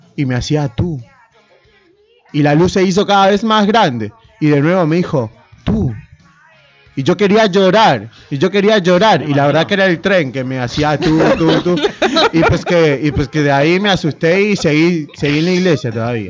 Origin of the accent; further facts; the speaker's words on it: Peru; now in Buenos Aires, Argentina; El peruano que vive en Once